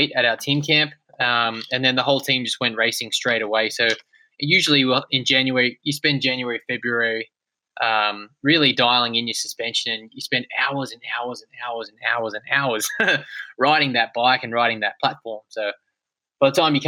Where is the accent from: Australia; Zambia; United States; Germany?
Australia; my home country